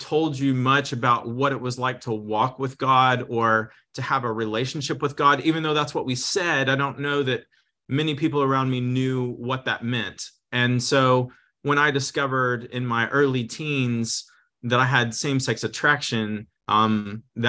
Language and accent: English; Texas, United States; now in Redding, United States; I was raised in the South. I grew up in Texas mostly